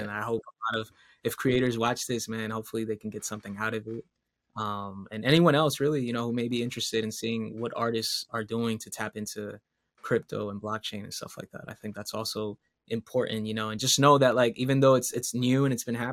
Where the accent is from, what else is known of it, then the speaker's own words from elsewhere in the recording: Caguas, Puerto Rico; moved away; I'm from Caguas